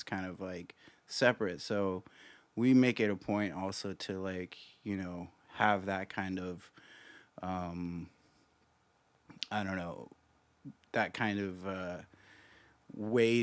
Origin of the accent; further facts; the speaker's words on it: Midwest, United States; moved away; I'm from the Midwest